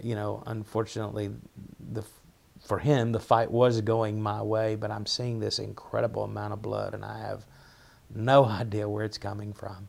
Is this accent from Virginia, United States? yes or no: yes; Dante, Virginia, United States; accent: Appalachian; also born or lived in Washington County, Virginia; I'm from Russell County, Virginia, which is probably closer to Kentucky. I grew up there.